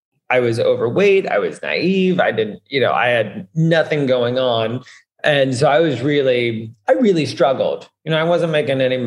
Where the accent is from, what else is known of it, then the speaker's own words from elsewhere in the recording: the South, United States; now in New York, United States; I'm from the South and wanted to get out of the South